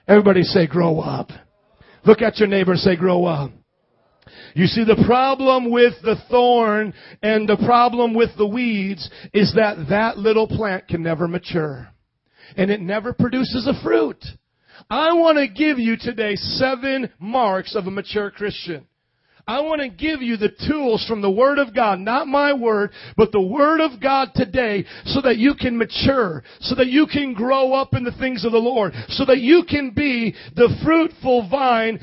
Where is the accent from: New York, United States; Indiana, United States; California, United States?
Indiana, United States; moved away; I grew up in Indiana